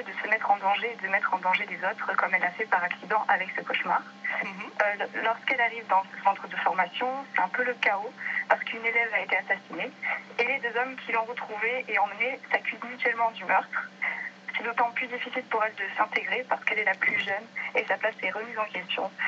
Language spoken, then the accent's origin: French; Lagos, Nouvelle-Aquitaine, France; moved away; j'ai grandi à Lagos à côté de Bordère.